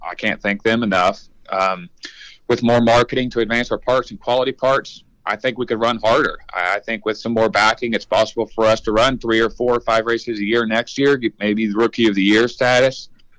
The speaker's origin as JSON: {"language": "English", "town": "Sulphur Springs", "region": "Texas", "country": "United States", "tie": "born or raised there", "said": "I was born in Sulphur Springs, Texas, in East Texas"}